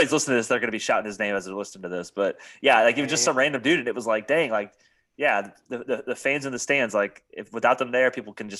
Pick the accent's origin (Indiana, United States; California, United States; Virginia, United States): Indiana, United States; I'm from Indiana